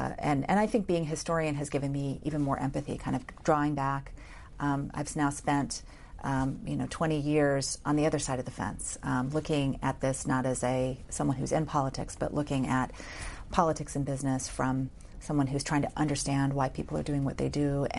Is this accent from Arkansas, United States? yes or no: yes; Arkansas, United States; moved away as an adult; I was from Arkansas.